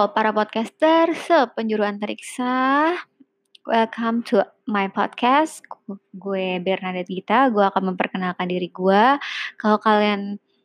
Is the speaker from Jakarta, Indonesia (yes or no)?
yes; Jakarta, Indonesia; gue lahir di Jakarta besar di Jakarta so uh, eh, gue menganggap diri gue orang Jakarta